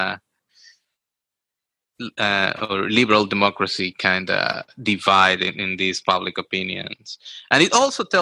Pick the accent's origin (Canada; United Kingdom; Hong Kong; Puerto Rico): Puerto Rico; me growing up in Puerto Rico